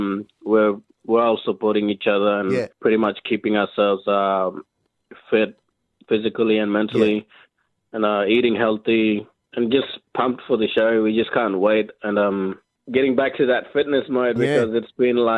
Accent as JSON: {"language": "English", "area": "Arnhem Land", "region": "Northern Territory", "country": "Australia", "said": "Three of us boys, we're from Northern Territory, Arnhem Land"}